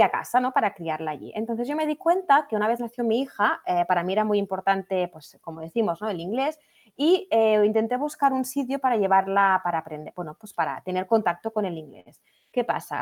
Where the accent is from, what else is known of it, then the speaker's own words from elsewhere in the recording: Catalonia, Spain; moved away as an adult; also born or lived in England; now in United Kingdom; somos catalanas de nacimiento, y eh, porque digo, somos catalanas de nacimiento pero inglesas de corazón.